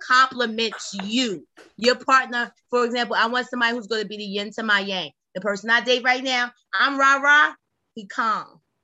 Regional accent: New York City, New York, United States; I come from Brownsville. All people do is yap

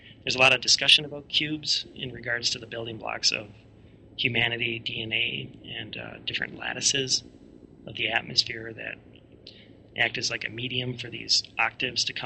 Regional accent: United States; I was a researcher from the States

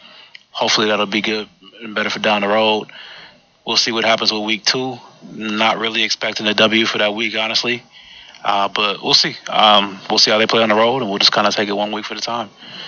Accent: Romeo, Michigan, United States; I'm from Detroit, but I'm really not because I'm from Romeo, Michigan

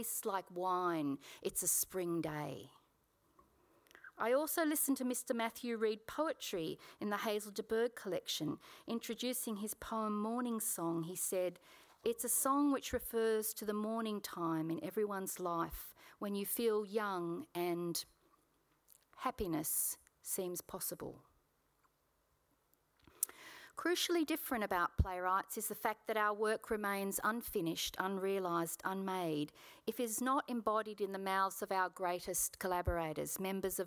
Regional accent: Sydney, New South Wales, Australia; I was born in Paddington Women's Hospital in Sydney, and I spent my childhood in the southern Sydney suburb of Kogarah

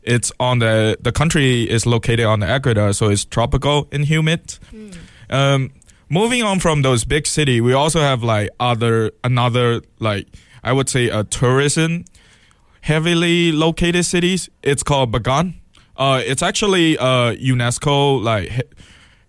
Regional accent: Mandalay, Mandalay Region, Myanmar; now in Eugene, United States; my city's name, where I'm from, is called Mandalay

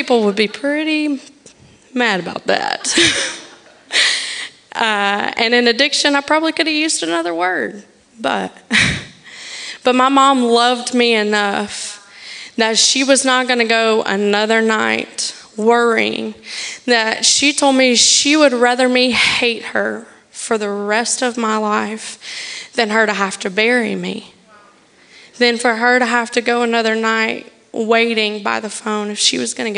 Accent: the South, United States; now in Tallahassee, United States; I'm from the South

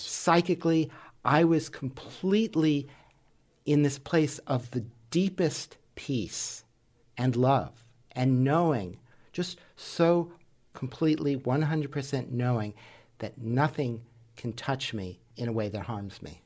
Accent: New York City, New York, United States; when I was a child, growing up in New York City

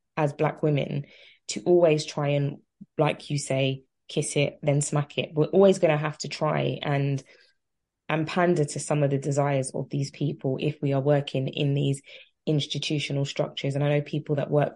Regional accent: London, United Kingdom; I'm from Tottenham. That's just the lamb. That's just the ecosystem I was raised

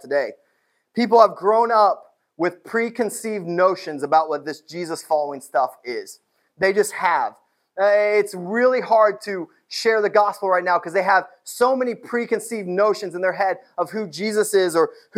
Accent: New Castle, Indiana, United States; moved away; my hometown

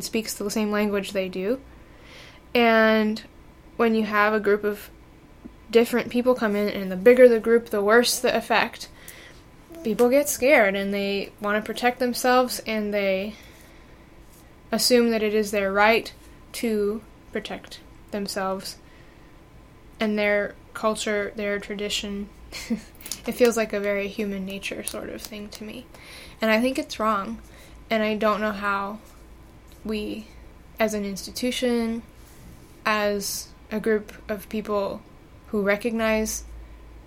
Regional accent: Gary, Indiana, United States; I grew up in Miller Beach, which is a neighborhood of Gary, Indiana

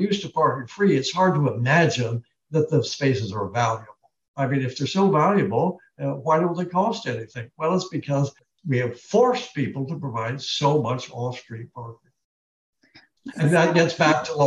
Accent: Long Beach, California, United States; I was born in Long Beach.

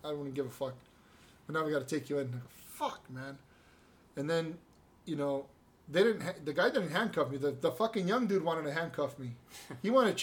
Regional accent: California, United States; I was born here. Born and raised in California.

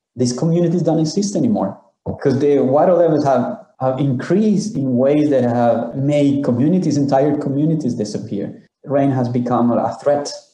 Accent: Honduras; I'm from Honduras, Central America

